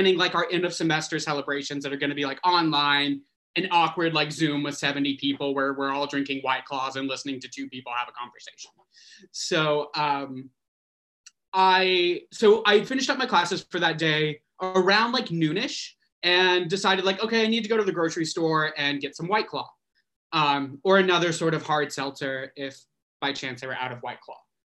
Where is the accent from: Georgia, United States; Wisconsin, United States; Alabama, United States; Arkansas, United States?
Arkansas, United States; moved away as an adult; now in New York City, United States; I grew up in Arkansas and moved to the city, New York City, about 9 years ago for my first master's degree